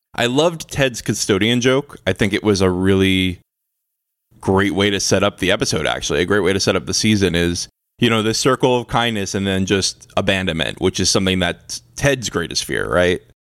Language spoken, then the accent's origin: English; United States; I'm an American